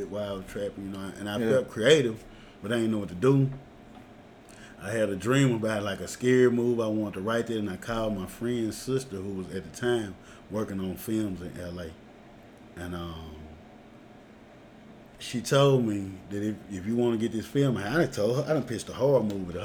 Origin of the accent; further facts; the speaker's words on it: Jackson, Mississippi, United States; I'm from Jacktown